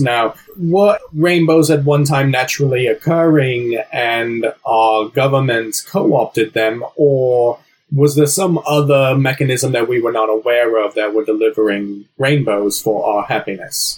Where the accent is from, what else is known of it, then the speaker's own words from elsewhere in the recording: New Jersey, United States; my accent was from my upbringing in New Jersey.